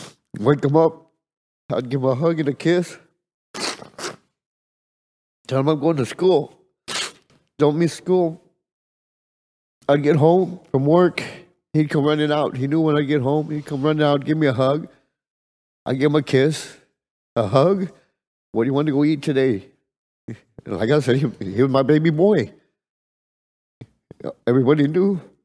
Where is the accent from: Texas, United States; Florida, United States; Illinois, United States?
Texas, United States; Edinburg; I'm from Edinburgh, Texas.